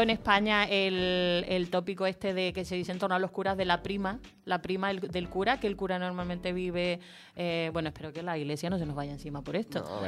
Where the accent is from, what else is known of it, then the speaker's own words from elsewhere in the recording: Chile; yo nací en Chile